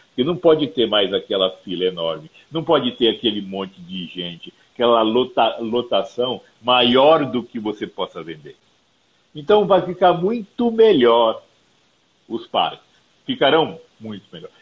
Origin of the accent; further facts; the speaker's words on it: Campo Grande, Mato Grosso do Sul, Brazil; now in São Paulo, Brazil; Moro, moro, moro em São Paulo há 12 anos já. Sou de Campo Grande, no Mato Grosso do Sul